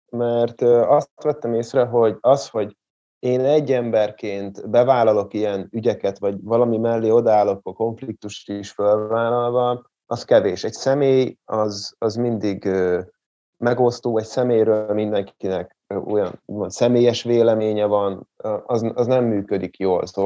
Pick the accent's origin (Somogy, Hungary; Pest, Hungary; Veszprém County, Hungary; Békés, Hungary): Pest, Hungary; Nagymaros; also born or lived in Kismaros / Zebegény; Nagymaroson nőttem föl, de az általános iskolát már Kismaroson fejeztem be, aztán átköltöztem Zebegénybe, most megint Nagymaroson lakok, de nem sokára megint visszaköltözök Zebegénybe